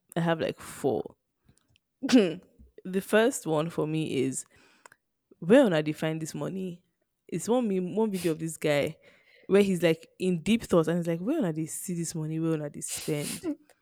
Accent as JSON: {"language": "English", "country": "Nigeria", "said": "being Nigerian"}